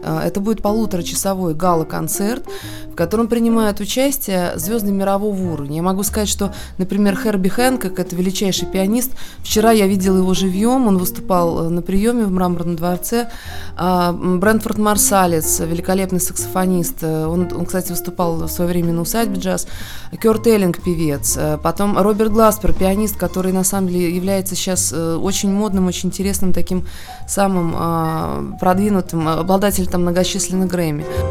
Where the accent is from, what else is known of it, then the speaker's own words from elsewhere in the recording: Moscow, Russia; Я хотя сама москвичка в пятом поколении